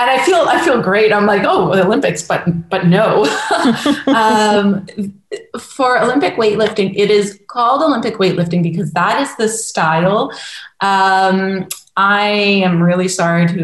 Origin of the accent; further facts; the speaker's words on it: Woodbridge, Ontario, Canada; also born or lived in Toronto / Montreal; born and raised in Woodbridge, Ontario, and from just outside Toronto